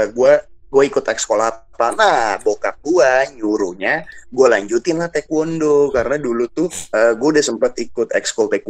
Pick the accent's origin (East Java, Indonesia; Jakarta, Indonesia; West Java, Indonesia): West Java, Indonesia; Depok; apalagi gue anak Depok ya ya gue ngerti sih gue nggak bisa generalisasikan anak Depok seperti gue semua ya tapi di saat itu gue sebagai anak Depok gue nggak ada kepikiran cuy buat ah. kuliah di UI.